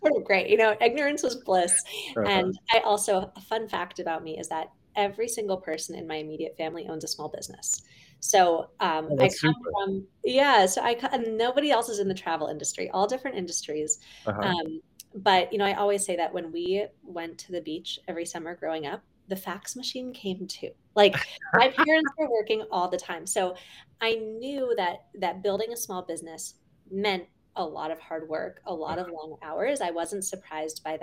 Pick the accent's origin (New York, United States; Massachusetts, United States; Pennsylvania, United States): Pennsylvania, United States; Pittsburgh; I grew up in Pittsburgh, Pennsylvania